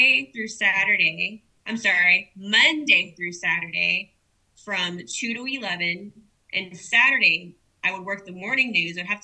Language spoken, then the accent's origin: English; Corpus Christi, Texas, United States; also born or lived in San Antonio; I love my hometown